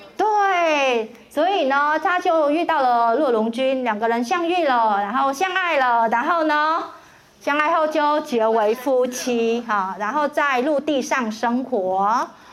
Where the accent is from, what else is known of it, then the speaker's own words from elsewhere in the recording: Hanoi, Vietnam; also born or lived in Ho Chi Minh City; now in Taiwan; 河内才是越南的首都，也是我的家乡